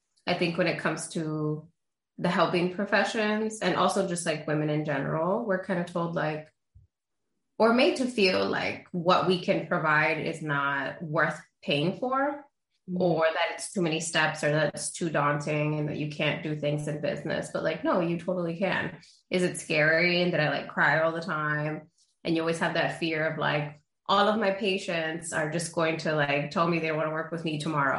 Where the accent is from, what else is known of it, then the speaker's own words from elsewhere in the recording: New York City, New York, United States; first language Spanish; English is a second language; also born or lived in Honduras; I've grew up in New York City